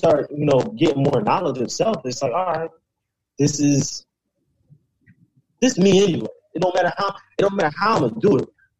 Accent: Philadelphia, Pennsylvania, United States; I was from Philly

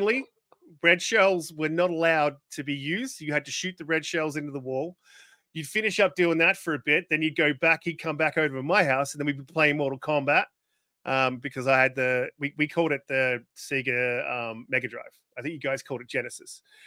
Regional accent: Australia; I'm Australian

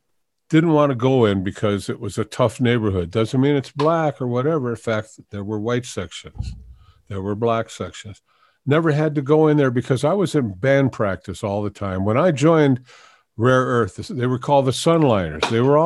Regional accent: Detroit, Michigan, United States; I grew up in Detroit.

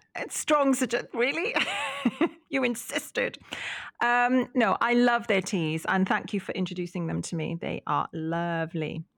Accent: Welsh, Wales, United Kingdom; as a Welsh lass

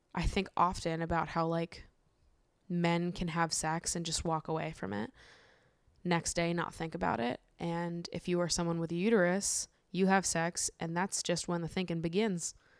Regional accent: Massachusetts, United States; now in New York, United States; I grew up in Massachusetts

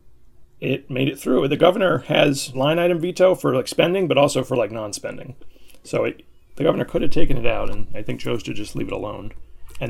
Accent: Northern Virginia, United States; moved away as an adult; now in Quincy, United States; I'm originally from Virginia

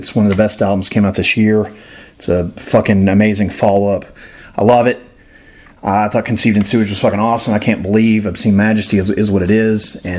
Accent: the South, United States; I'm from the South and not incredibly educated

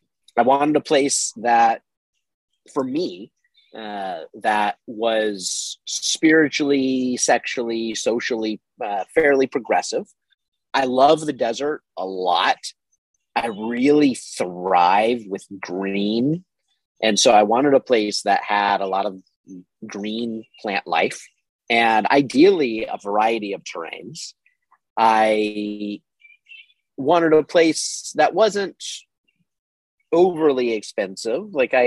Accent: the South, United States; moved away as an adult; I grew up in the South and I hated the summers. I have not spent a summer in the South, despite having lived there for a long time, in almost 10 years.

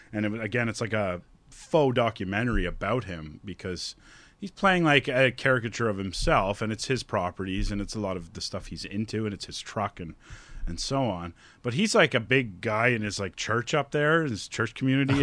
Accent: Collingwood, Ontario, Canada; I'm from Collingwood

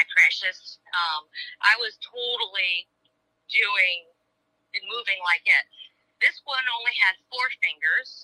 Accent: Michigan, United States; I'm from Michigan

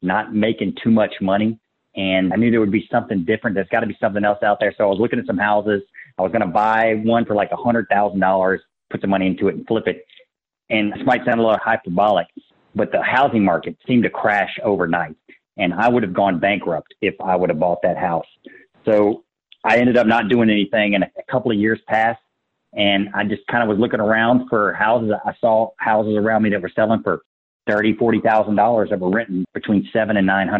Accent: Baton Rouge, Louisiana, United States; I grew up in Baton Rouge.

